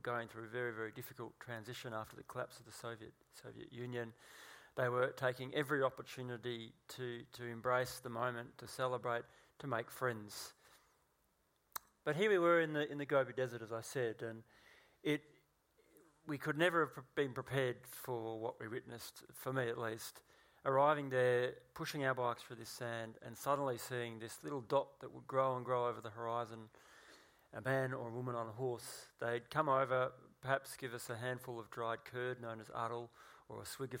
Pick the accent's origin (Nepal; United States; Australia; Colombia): Australia; Gippsland, Victoria; as a child growing up in Gippsland